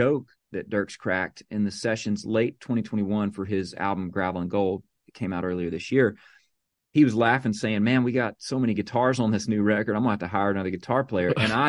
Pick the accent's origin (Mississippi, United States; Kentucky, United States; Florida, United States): Mississippi, United States; she grew up just south of me in Louisiana, where I grew up in Mississippi. And we grew up making road trips with our families to Nashville.